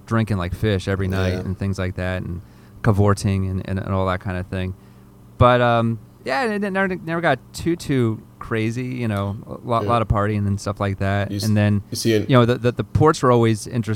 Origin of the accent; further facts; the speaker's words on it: Delaware, United States; moved away; also born or lived in Philadelphia; I grew up in Delaware, you know, about an hour south of Philadelphia